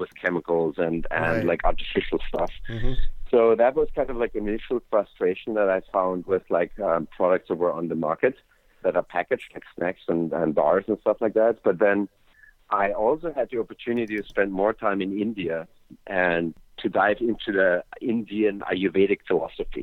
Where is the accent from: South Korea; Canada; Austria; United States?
Austria; I grew up in Austria, a little country in Europe